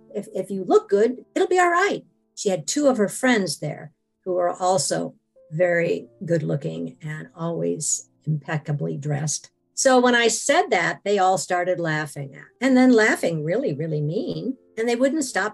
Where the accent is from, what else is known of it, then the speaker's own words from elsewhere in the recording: Washington, United States; I am from Washington.